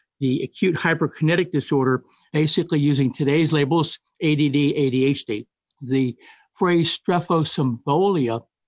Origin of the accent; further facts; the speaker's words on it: Washington, District of Columbia, United States; I was raised in Washington, D.C., and attended D.C. public schools from kindergarten through the 11th grade.